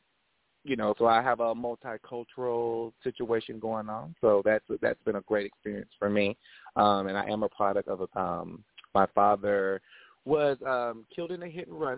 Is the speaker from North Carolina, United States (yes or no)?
yes; Winston-Salem, North Carolina, United States; moved away as an adult; also born or lived in Oceanside, California; now in Atlanta, United States; I am originally from Oceanside, California, and we migrated over to Winston-Salem, North Carolina